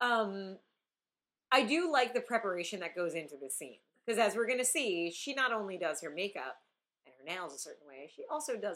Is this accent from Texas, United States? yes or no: no; Long Island, New York, United States; Well, see, I'm from Long Island.